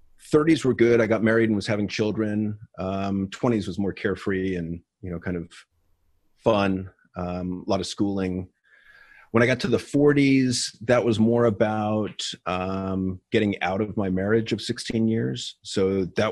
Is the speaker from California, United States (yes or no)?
yes; San Ramon, California, United States; also born or lived in Edinburgh, Scotland; I grew up actually in the same city that I'm in now, San Ramon, California